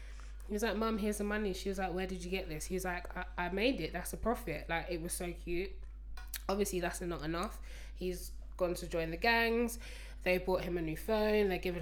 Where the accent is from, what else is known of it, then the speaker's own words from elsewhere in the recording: London, United Kingdom; I'm from Highbury. Highbury's always been nice.